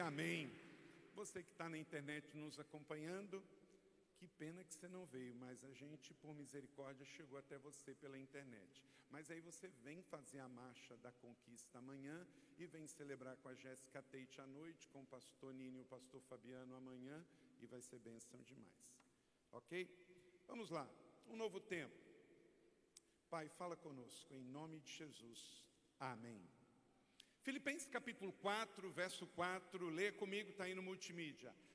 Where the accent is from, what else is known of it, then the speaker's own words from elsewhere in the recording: Macaé, Rio de Janeiro, Brazil; Eu sou natural do estado do Rio de Janeiro, eu nasci em Macaé